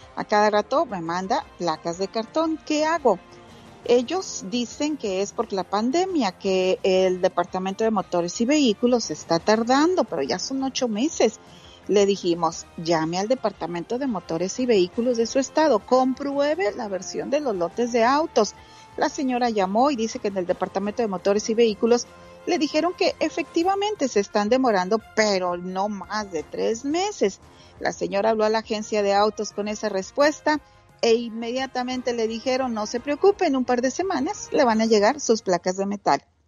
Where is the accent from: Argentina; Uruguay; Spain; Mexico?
Mexico; Santa Catarina, Nuevo León; accent: norteño; de Santa Catarina, Nuevo León, bien cerquita del cañón de la Huasteca. Soy muy, muy orgullosa de ser de Santa Catarina, Nuevo León